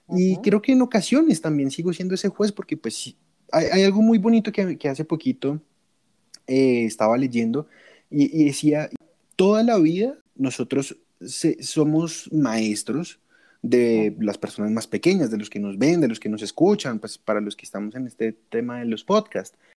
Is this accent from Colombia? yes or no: yes; Colombia; soy de Colombia.